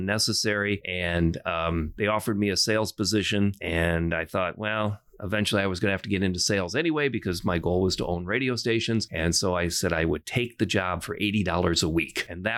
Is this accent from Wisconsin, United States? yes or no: yes; Port Edwards, Wisconsin, United States; I grew up in a small little town called Port Edwards, Wisconsin.